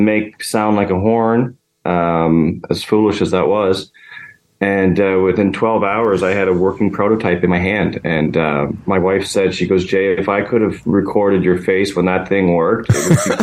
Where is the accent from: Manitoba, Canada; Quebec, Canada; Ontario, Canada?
Ontario, Canada; Ottawa; I'm from Ottawa